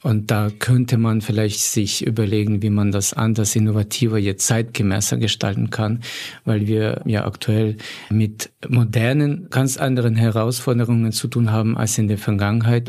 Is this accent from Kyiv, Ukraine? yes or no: no; Volyn Oblast, Ukraine; moved away as an adult; now in Germany; meiner Heimatregion Wolin